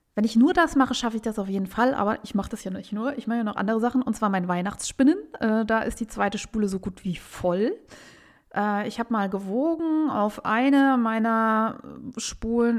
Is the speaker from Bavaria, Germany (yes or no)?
no; Saarbrücken, Saarland, Germany; in meiner Heimatstadt Saarbrücken